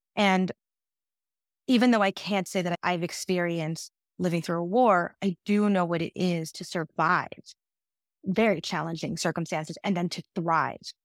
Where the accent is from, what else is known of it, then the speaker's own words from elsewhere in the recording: United States; as an American-born woman